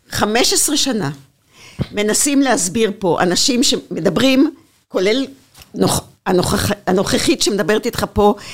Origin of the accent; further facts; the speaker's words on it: Beersheba, Southern District, Israel; היות וחלק מחיי גדלתי בבאר שבע